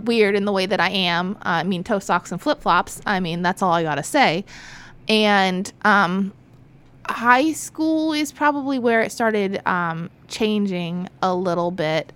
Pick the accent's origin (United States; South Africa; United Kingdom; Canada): United States; Florida; also born or lived in California; I was born in California, um, lived there with my parents in a not so great neighborhood, um, until I was one and a half, and they came to Florida